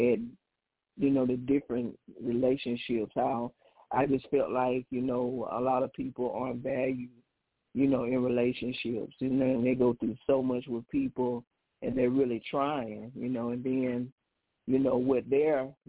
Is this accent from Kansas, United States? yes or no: no; Adamsville, Alabama, United States; also born or lived in Birmingham, Alabama; I grew up in a small community called Adamsville, Alabama